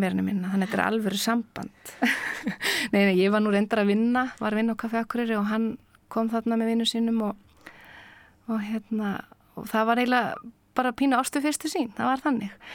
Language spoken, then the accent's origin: Icelandic; Akureyri, Northeastern Region, Iceland; also born or lived in Reykjavík; ég er fætt í Reykjavík og hérna fóreldra mín er um, eru bæði úr sveit og þegar ég er á fymta ári þá flytti ég á þinga til Akureyrar